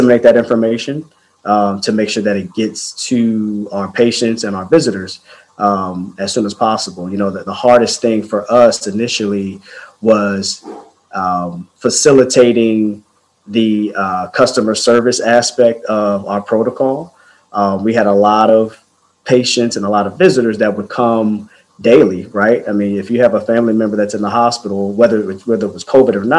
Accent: D.C. area, Maryland, United States; I'm from the Maryland, D.C. area

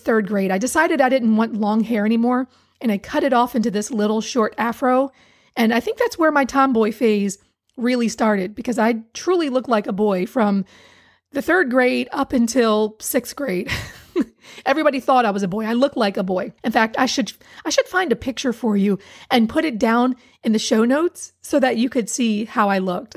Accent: Hagerstown, Maryland, United States; moved away; I grew up in Hagerstown, Maryland, Western Maryland

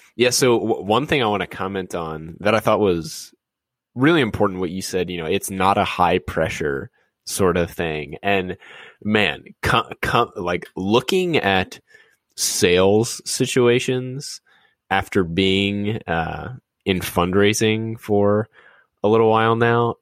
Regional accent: New Orleans, Louisiana, United States; growing up in New Orleans

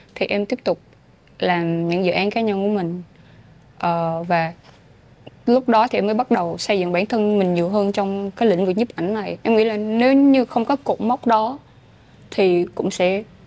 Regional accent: Phan Rang–Tháp Chàm, Ninh Thuận, Vietnam; moved away as an adult; also born or lived in Ho Chi Minh City; quê hương của mình ừ. với Phan trang Ninh Thuận

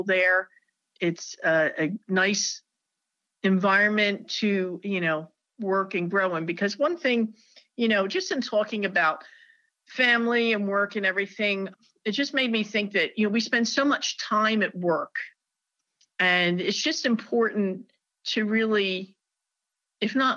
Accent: New Jersey, United States; now in North Carolina, United States; I'm a Jersey girl. I was raised in New Jersey, and I moved to North Carolina in 1993.

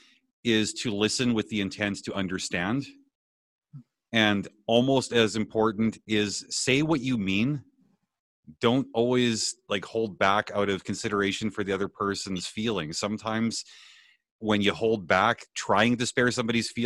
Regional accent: Canada; also born or lived in Bellingham; I'm Canadian by birth

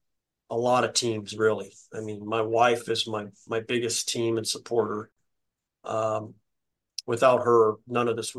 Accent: New Mexico, United States; I'm from New Mexico

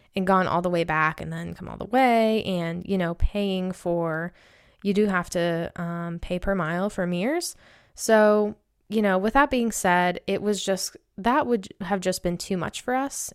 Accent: Maine, United States; I'm from Maine

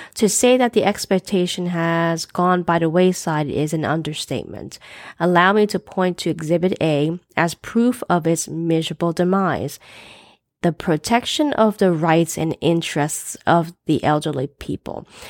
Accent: United States; I'm an American born Chinese to parents who immigrated to, to the U S in the sixties

